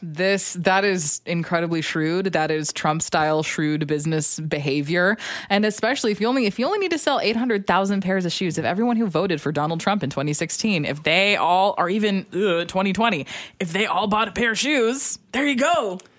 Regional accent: Alberta, Canada; I'm from Alberta

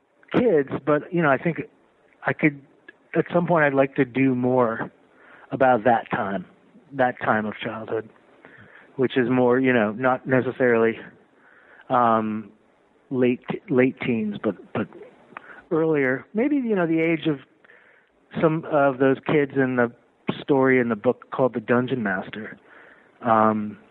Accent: Closter, New Jersey, United States; also born or lived in New York; I was born here, but I grew up in New Jersey

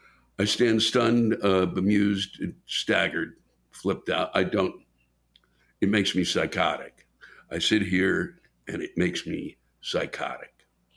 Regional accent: Mississippi, United States; I'm not religious at all, but I grew up in the Bible Belt of southern Mississippi.

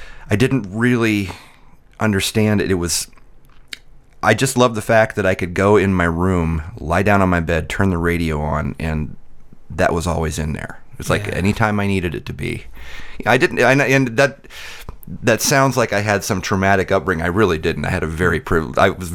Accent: Midwest, United States; I grew up in the Midwest

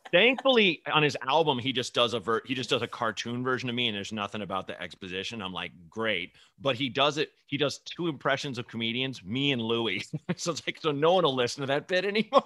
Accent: northern suburbs of Chicago, Illinois, United States; born in, like, the northern suburbs like me

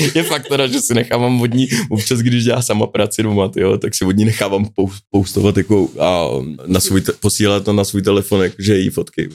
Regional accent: Central Bohemian Region, Czechia; also born or lived in Mönchengladbach, Germany; pôvodne som sa narodil teda v Nemecku, a Menschenglebach, ale, a nejvíc som sa zdržoval v středč- českým kraji, no, prostě ve vesnicích

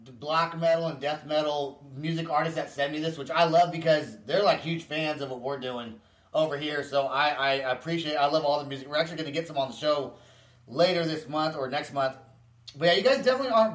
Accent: Vacaville, California, United States; I'm from Vacaville

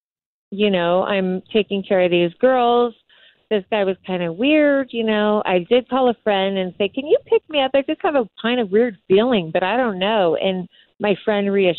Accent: Morongo Valley, California, United States; I grew up in Morongo Valley with no electricity or running water until I was in my teen years

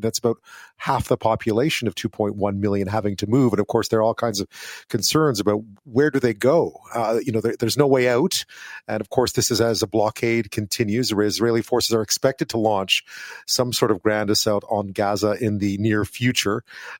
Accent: Montreal, Quebec, Canada; I grew up in Montreal.

